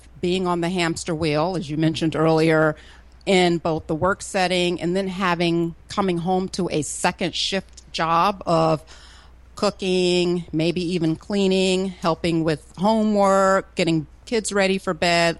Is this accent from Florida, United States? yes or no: yes; Florida, United States; now in Atlanta, United States; I grew up in Florida